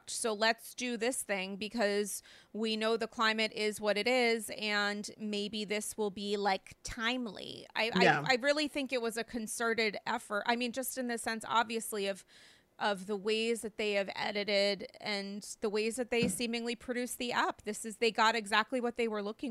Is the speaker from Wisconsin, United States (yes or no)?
no; New York City, New York, United States; as a New Yorker